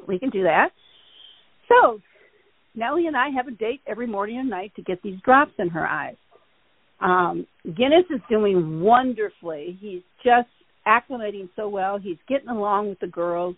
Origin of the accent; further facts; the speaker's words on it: Michigan, United States; now in Los Angeles, United States; I grew up in Michigan